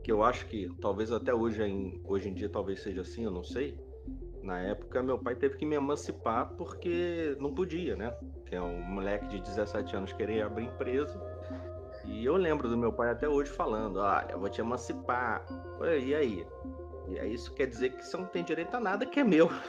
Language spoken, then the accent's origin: Portuguese; Rio de Janeiro, Brazil; Eu sou carioca, já tô com meus 41 anos, trabalho no Rio desde sempre